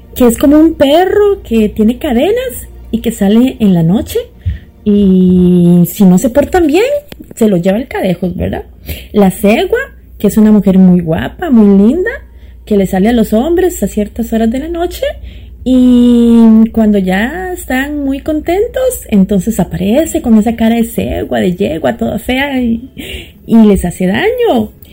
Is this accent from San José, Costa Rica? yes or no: yes; San José, Costa Rica; also born or lived in Toronto, Canada; now in Montreal, Canada; soy de la capital de Costa Rica, San José